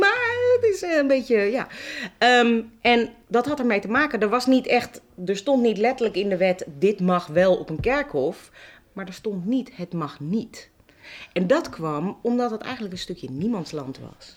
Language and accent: Dutch; Amsterdam, North Holland, Netherlands; ik ben een Amsterdammer